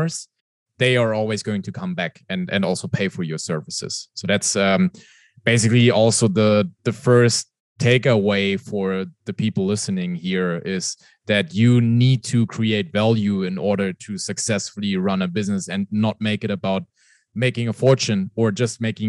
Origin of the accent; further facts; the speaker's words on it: Germany; English is a second language; You can most probably hear it from my accent. I'm not from the US. I'm from Europe, from Germany.